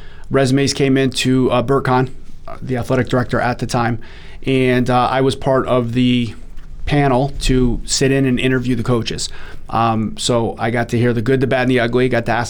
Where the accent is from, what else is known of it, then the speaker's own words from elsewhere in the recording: East Haven, Connecticut, United States; I was a local kid. I grew up in East Haven, played high school hockey there.